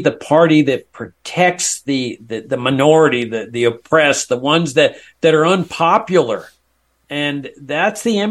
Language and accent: English; Laredo, Texas, United States; I grew up in South Texas